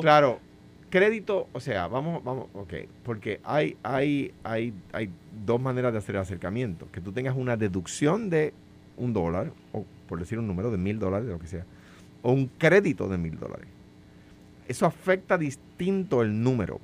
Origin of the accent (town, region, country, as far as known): Puerto Rico